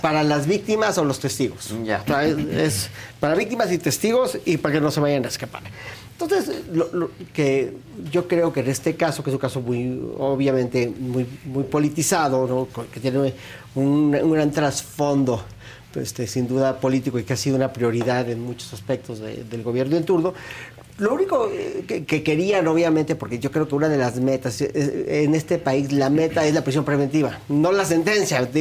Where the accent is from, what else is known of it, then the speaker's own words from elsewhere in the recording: Mexico; yo me congratulo como mexicano